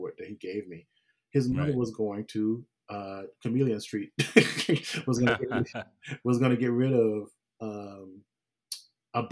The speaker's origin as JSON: {"language": "English", "region": "Mississippi", "country": "United States", "tie": "born or raised there", "moved": "yes", "lives_now": "Los Angeles, United States", "said": "I grew up in Mississippi"}